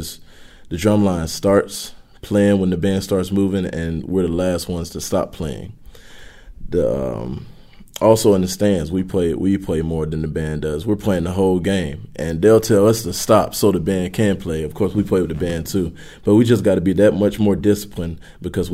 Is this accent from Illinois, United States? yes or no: no; Northeast Louisiana, United States; I grew up in Northeast Louisiana.